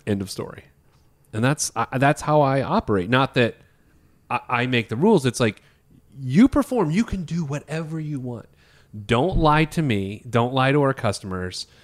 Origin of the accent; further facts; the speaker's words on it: Indianapolis, Indiana, United States; I went to Pike High School in Indianapolis.